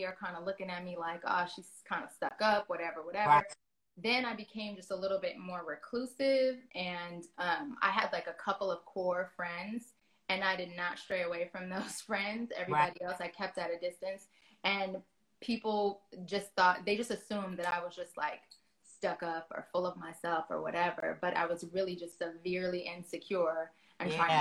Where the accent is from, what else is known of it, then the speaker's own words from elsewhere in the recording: Los Angeles, California, United States; Definitely LA girl, born and raised